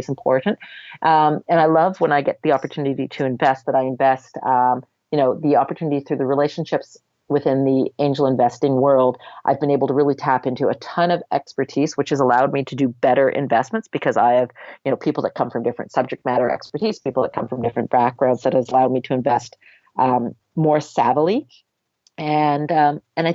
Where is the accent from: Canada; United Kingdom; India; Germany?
Canada; we're Canadian